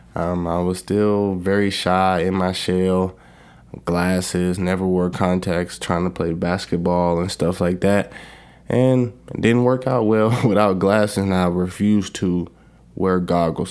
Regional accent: Alabama, United States; moved away as an adult; I grew up in Alabama

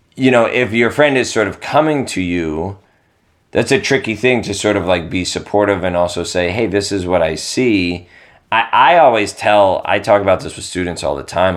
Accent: East Coast, United States; I'm from the East Coast

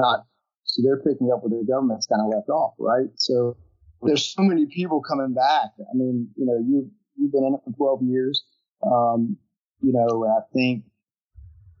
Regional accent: Hickory, North Carolina, United States; I'm from Hickory, North Carolina

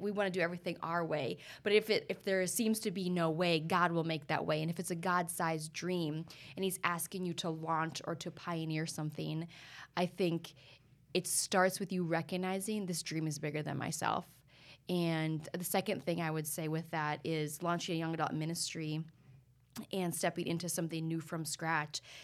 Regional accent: North Dakota, United States; born and raised in North Dakota

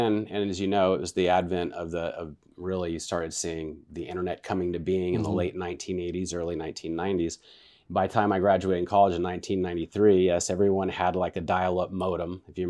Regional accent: Vacaville, California, United States; also born or lived in Wichita Falls, Texas; I was born in Texas, Wichita Falls, Texas. And then my father came out, and he was a military guy, and he went to Travis Air Force Base. So I was raised in Vacaville, Califor

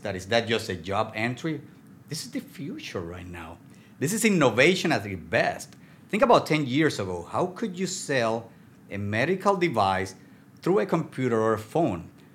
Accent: Puerto Rico; English is a second language; moved away; I am from Puerto Rico, from Latin America. Uh, I was telling you earlier, I dream in Spanish, I speak Spanish

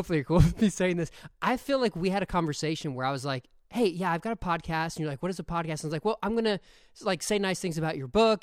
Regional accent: Ohio, United States; moved away; also born or lived in Philadelphia, Pennsylvania; I was born in Philadelphia, learned to drive in Ohio. So like I grew up with snow on the ground

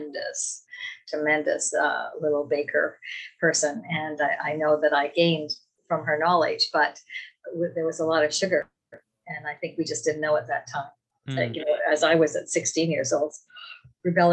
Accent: Castor, Alberta, Canada; In a rural community around Castor, Alberta

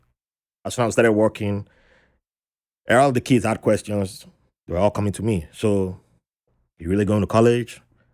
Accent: Nigeria; moved away as an adult; also born or lived in Fairfax County, Virginia / New York; I grew up in Nigeria

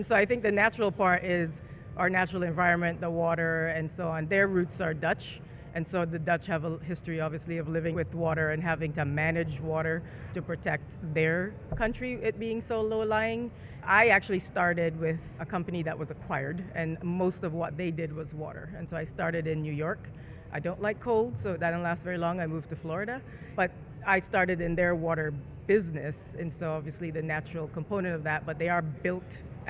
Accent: Jamaica; also born or lived in St. Vincent / Barbados; I was born in Jamaica. I grew up in first Jamaica, then St. Vincent, and then I spent most of my schooling years through high school in Barbados, and then I finished up high school in Jamaica. So I say I'm from the Caribbean, but mostly Jamaica.

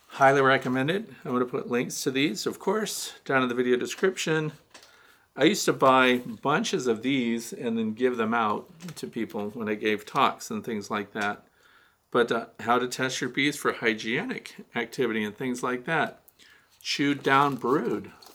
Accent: Kirkwood, Missouri, United States; moved away; I'm from Kirkwood, Missouri, originally, which is Saint Louis County

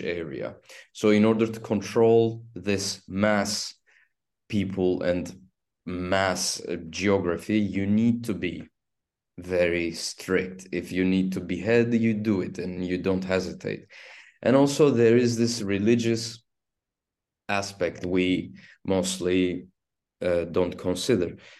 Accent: Istanbul, Turkey; first language Turkish; English is a second language; I was born in Istanbul and I'm raised in Istanbul and I've spent twenty-nine years in Istanbul

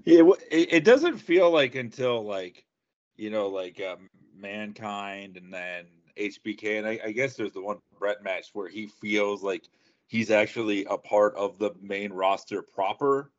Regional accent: South Florida, United States; I'm from South Florida

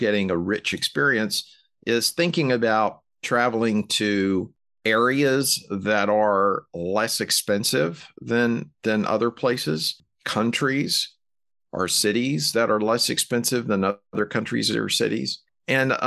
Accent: Alabama, United States; moved away; I'm from Alabama and I still regularly visit family and friends there

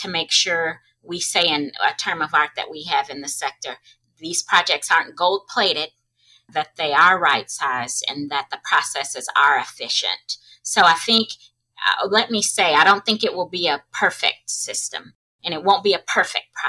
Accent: Arkansas, United States; in Arkansas, my home state

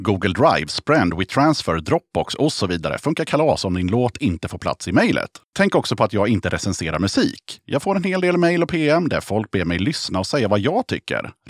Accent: Stockholm, Stockholm County, Sweden; moved away as an adult; also born or lived in Gothenburg / Avesta; now in Sala, Sweden; I Stockholm är det från början.

